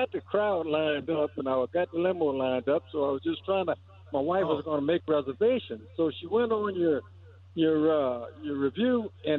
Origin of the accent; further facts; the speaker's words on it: White Castle, Louisiana, United States; I'm from White Castle, Louisiana.